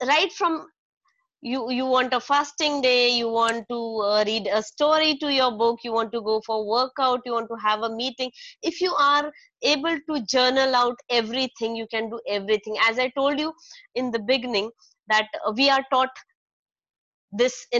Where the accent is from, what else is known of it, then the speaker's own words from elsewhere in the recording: Nainital, Uttarakhand, India; moved away; It is my hometown, Nainital